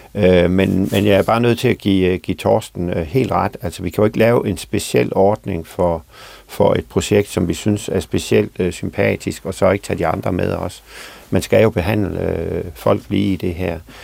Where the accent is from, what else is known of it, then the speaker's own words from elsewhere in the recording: Southern Denmark, Denmark; fra min egen kommune, hvor jeg kommer fra